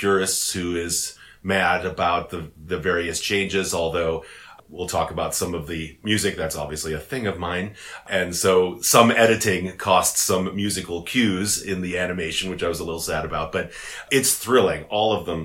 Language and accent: English; United States; as an American